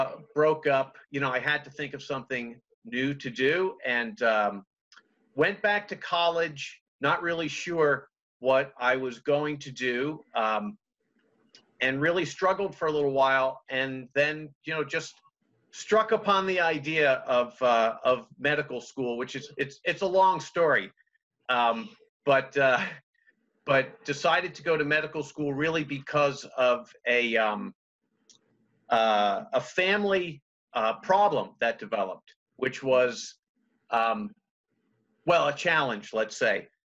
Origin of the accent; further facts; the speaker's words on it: Washington, D.C. area, United States; I grew up in outside of Washington, D.C.